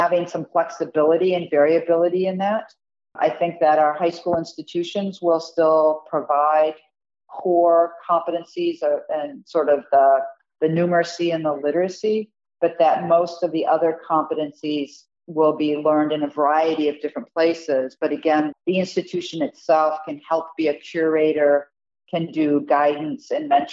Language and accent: English; Michigan, United States; I'm originally from Michigan